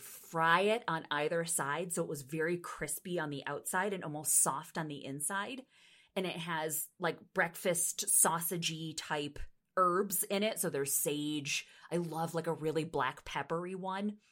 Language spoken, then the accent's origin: English; East Coast, United States; moved away as an adult; also born or lived in Pennsylvania; now in Nebraska, United States; things that I ate on the East Coast